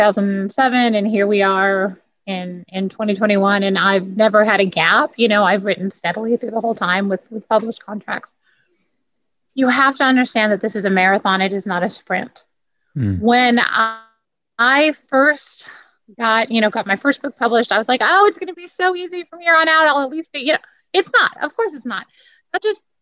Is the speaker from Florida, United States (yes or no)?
no; San Diego, California, United States; now in Austin, United States; I live in Austin now, but I grew up in San Diego